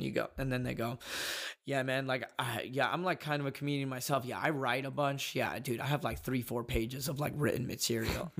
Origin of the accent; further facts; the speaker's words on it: Dallas, Texas, United States; I grew up in Dallas, and we were the only Yemeni family over there